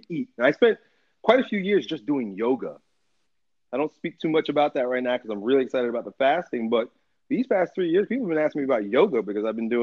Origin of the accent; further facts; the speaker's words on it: United States; I grew up here in America, in American schools